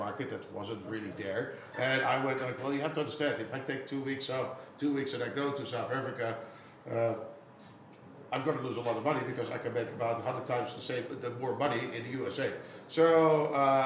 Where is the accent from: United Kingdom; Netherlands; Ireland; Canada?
Netherlands; Amsterdam, North Holland; I'm an Amsterdam local. I'm from Amsterdam.